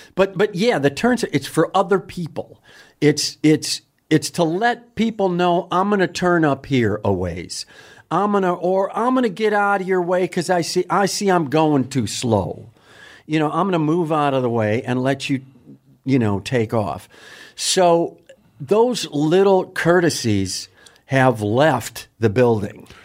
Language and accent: English; Wisconsin, United States; I'm from Wisconsin.